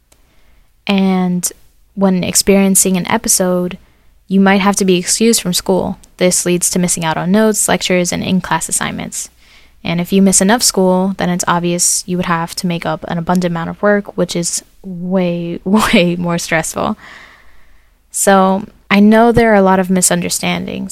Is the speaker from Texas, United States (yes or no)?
no; Fort Myers, Florida, United States; also born or lived in New York; I'm from Fort Myers, Florida, and I'm 19 years old